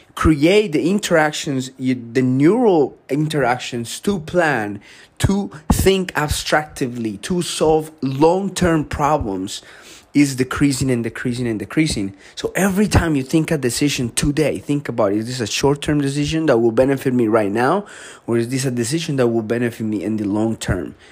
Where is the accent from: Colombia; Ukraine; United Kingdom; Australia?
Colombia; moved away; I grew up in Colombia.